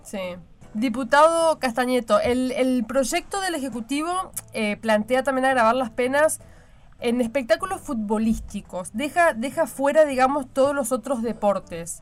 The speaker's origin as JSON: {"language": "Spanish", "country": "Argentina"}